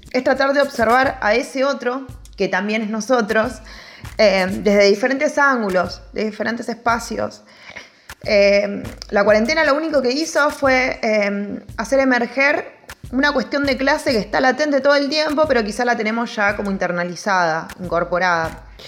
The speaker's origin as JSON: {"language": "Spanish", "area": "Barrio Sarmiento", "region": "Buenos Aires Province", "country": "Argentina", "tie": "born or raised there", "said": "nací y me crié en Barrio Sarmiento y actualmente vivo en Barrio Libertador"}